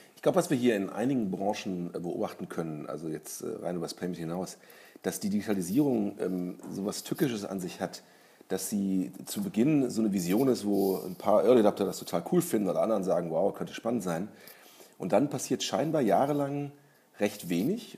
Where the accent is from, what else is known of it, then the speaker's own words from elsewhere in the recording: Germany; als Deutscher